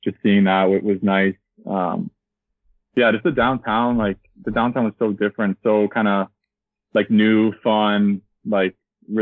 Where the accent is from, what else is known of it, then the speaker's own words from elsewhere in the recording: Kitchener, Ontario, Canada; I'm 22 from Kitchener, Ontario